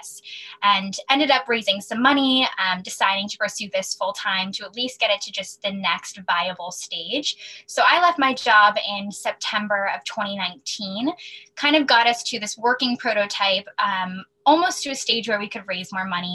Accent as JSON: {"language": "English", "town": "Wilton", "region": "Connecticut", "country": "United States", "moved": "yes", "lives_now": "New York, United States", "said": "I'm originally from Wilton, Connecticut. I now live in New York"}